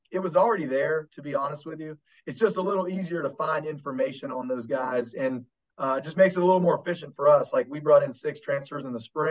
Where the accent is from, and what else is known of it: Kanawha Valley, West Virginia, United States; born or raised there